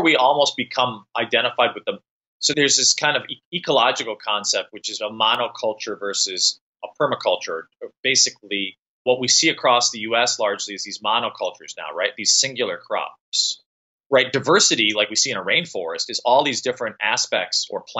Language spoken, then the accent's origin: English; Midwest, United States; moved away; I'm from the Midwest and go back frequently